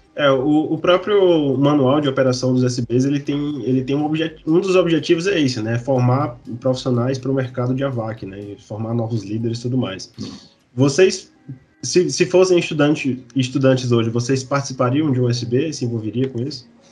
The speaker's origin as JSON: {"language": "Portuguese", "region": "Piauí", "country": "Brazil", "said": "eu sou do Piauí"}